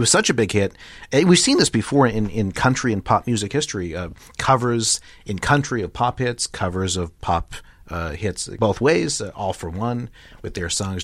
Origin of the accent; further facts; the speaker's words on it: Boston, Massachusetts, United States; I was from Boston